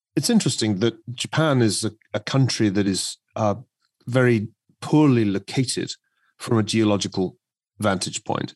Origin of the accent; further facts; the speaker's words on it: Scotland, United Kingdom; my own native land. If you had gone to Scotland